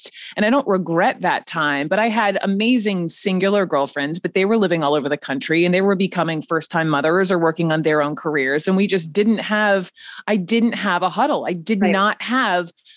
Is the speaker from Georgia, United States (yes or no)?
yes; Atlanta, Georgia, United States; moved away as an adult; also born or lived in Chapel Hill, North Carolina; now in Manhattan, New York, United States; growing up in Atlanta, I'm a Georgian